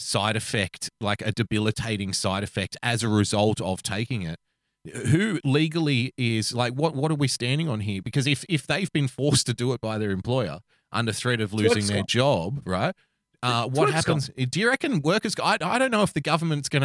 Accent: Sydney, New South Wales, Australia; I grew up in Western Sydney

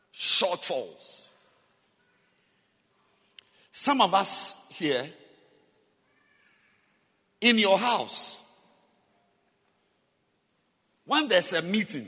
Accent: Singapore; So seriously, here, I mean, I'm just from Singapore.

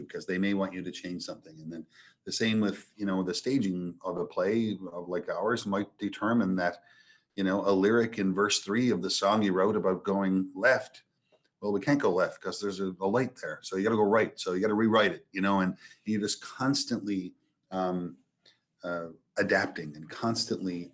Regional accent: Petty Harbour, Newfoundland and Labrador, Canada; I grew up in Petty Harbor, you know, a little fishing town

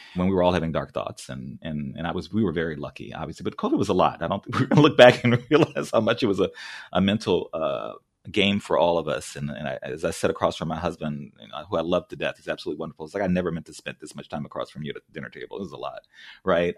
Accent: New Orleans, Louisiana, United States; moved away; also born or lived in California / Memphis; I grew up in New Orleans.

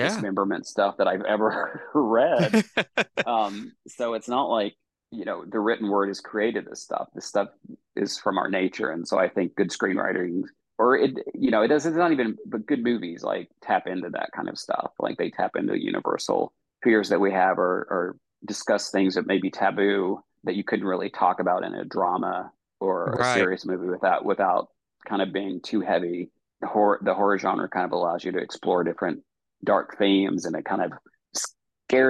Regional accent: Eastern Kentucky, United States; when I grew up in Eastern Kentucky

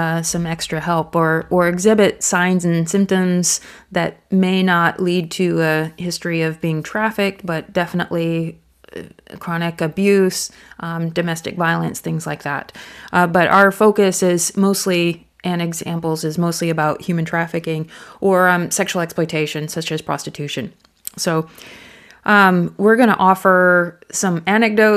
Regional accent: United States; now in Thailand; I'm an American, and my Thai is good, but you know I'm not fluent

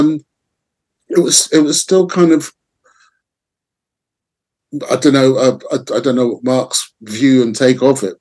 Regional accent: London, United Kingdom; I'm from London.

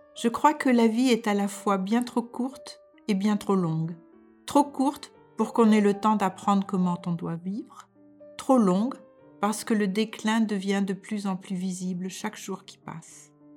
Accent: France; moved away as an adult; now in Denmark

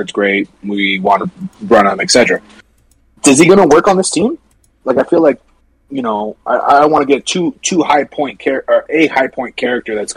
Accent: United States; I'm American

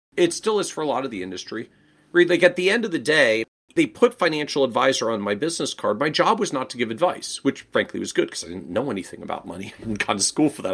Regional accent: Washington, District of Columbia, United States; moved away as an adult; also born or lived in New England; I was born and raised in the Washington, D.C. area

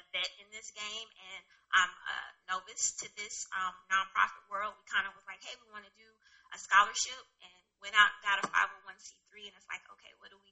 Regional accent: Los Angeles, California, United States; moved away; I'm originally from Los Angeles, California, West Side

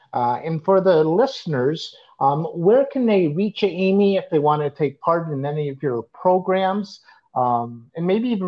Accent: Canada; I was born here.

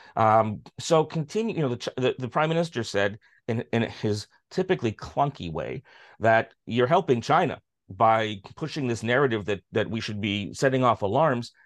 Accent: Canada; as a Canadian

